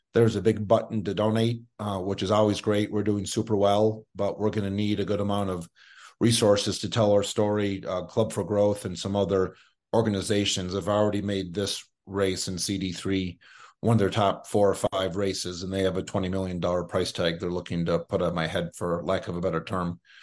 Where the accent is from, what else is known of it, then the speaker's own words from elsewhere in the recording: Minneapolis, Minnesota, United States; moved away as an adult; also born or lived in northeastern Montana / Boulder, Colorado / New York City; now in Aspen, United States; after five years in Montana, I grew up in Minneapolis. I was there from kindergarten through high school